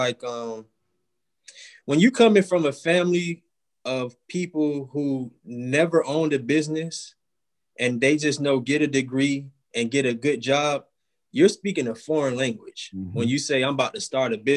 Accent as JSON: {"language": "English", "town": "Miami", "region": "Florida", "country": "United States", "also_born_or_lived": "Jacksonville, Florida", "said": "I'm a guy from Miami, Florida"}